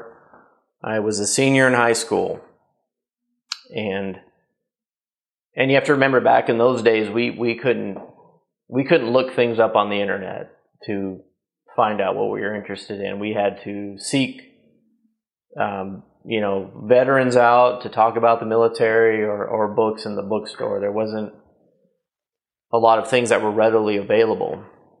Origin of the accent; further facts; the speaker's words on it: Columbus, Nebraska, United States; I grew up in a relatively small town, about 20,000 people in the 80s and early 90s. Place called Columbus, Nebraska